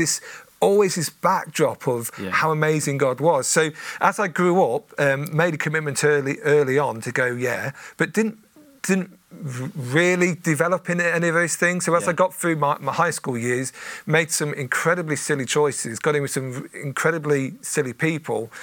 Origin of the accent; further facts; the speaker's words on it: Coventry, West Midlands, United Kingdom; also born or lived in Lincolnshire; I grew up mainly in Coventry